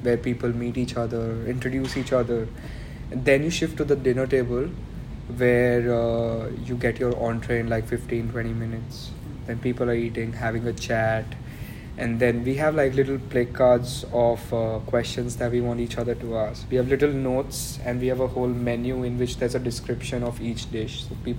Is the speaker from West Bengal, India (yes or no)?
no; Ahmedabad, Gujarat, India; moved away as an adult; now in Melbourne, Australia; Ahmedabad, like where I come from, my hometown, that's India